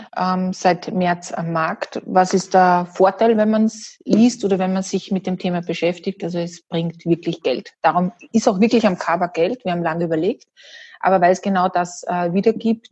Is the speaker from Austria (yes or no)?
yes; Salzburg, Austria; ich bin Österreicherin, Salzburgerin, ursprünglich mit holländischen Wurzeln